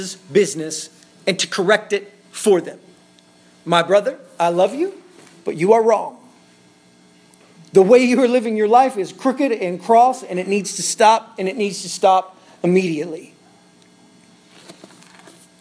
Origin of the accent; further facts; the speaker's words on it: Tyro, Kansas, United States; moved away; The church that Luke and I grew up in is in Tyro, Kansas